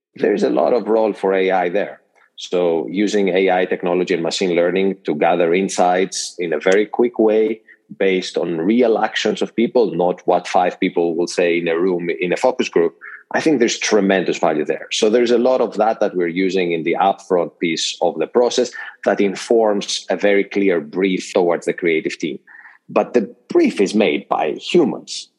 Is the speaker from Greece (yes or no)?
yes; Greece; moved away as an adult; now in United States; born and raised in Greece, and have spent most of my career in the US